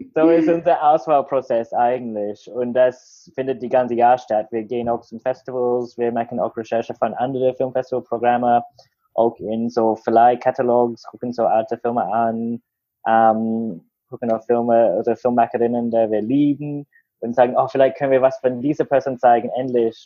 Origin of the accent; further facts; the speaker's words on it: Australia; German is a second language; moved away as an adult; now in Berlin, Germany; wo ich aufgewachsen war in Australien